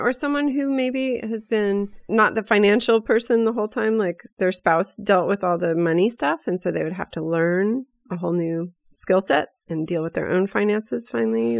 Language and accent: English; Bay Area, California, United States; our same circles of, uh, growing up in the Bay Area